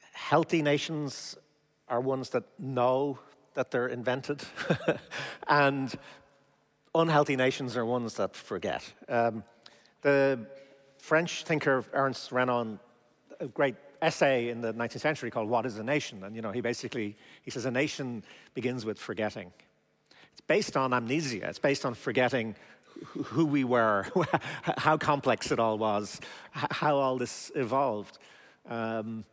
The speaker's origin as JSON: {"language": "English", "country": "Ireland", "said": "I'm from Ireland"}